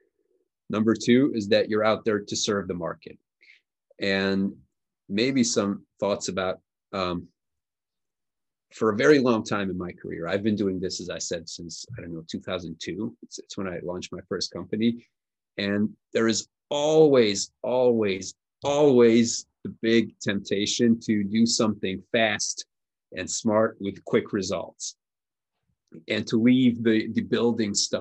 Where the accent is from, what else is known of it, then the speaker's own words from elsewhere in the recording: Budapest, Hungary; my hometown of Budapest